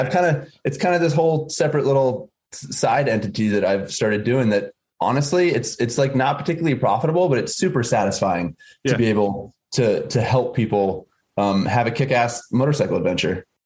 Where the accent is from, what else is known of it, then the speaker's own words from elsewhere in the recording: Massachusetts, United States; I was born and raised in Massachusetts on the east coast of the U.S.